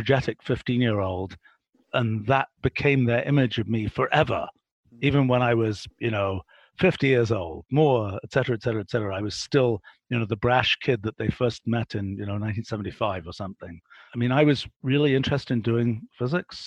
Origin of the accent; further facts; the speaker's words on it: England, United Kingdom; I was a kid growing up in England in the 1960s